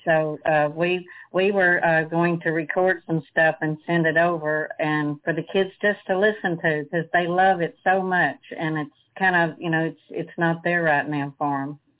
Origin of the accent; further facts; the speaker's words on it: Marshall, Texas, United States; also born or lived in Caddo Lake; I was born in Marshall and you know, raised in Marshall mostly